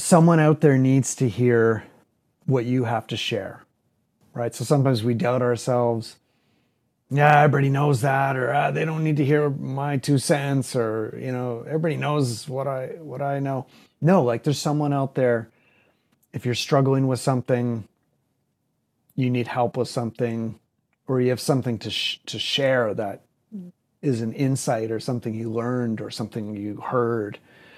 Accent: Barrie, Ontario, Canada; I grew up in Barrie, which was a small town, and I grew up there just north of Toronto.

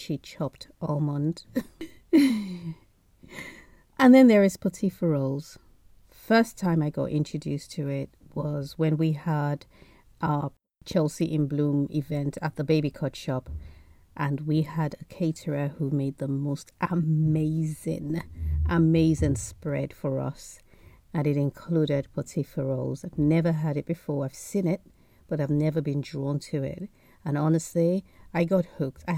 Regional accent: Nigeria; now in United Kingdom; Being Nigerian, surrounded by Nigerian aunties

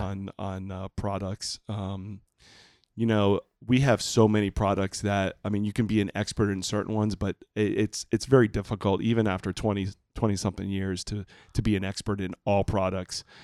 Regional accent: Puerto Rico; moved away; I grew up in Puerto Rico

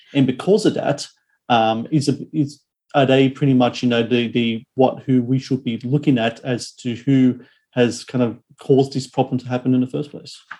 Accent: Australia

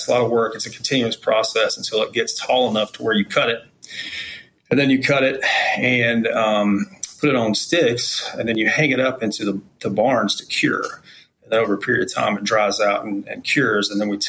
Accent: Asheville, North Carolina, United States; also born or lived in Spillcorn, Madison County, North Carolina; I grew up actually in Western North Carolina, spent most of my time in Asheville, where I was born. But I did move around a little bit

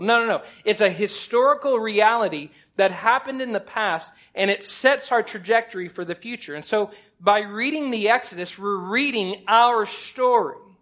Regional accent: Oklahoma, United States; now in Texas, United States; I'm from Oklahoma, but I've lived long enough in Texas that I'm going to go ahead and allow myself to be called Texan

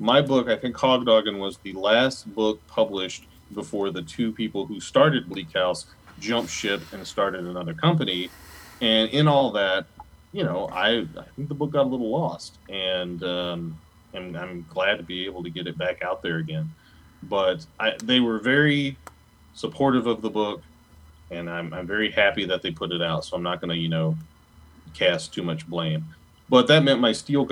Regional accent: United States; moved away as an adult; also born or lived in Minnesota; originally being a Southerner from around the New Orleans area on Mississippi coast

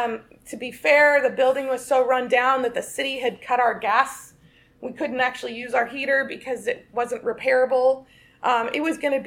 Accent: West Coast, United States; moved away; I'm from the West Coast in the Church of Christ

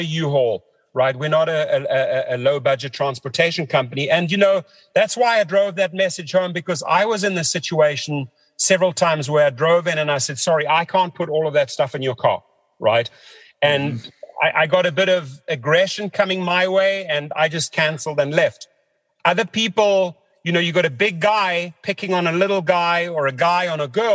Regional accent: South Africa; moved away; growing up in South Africa

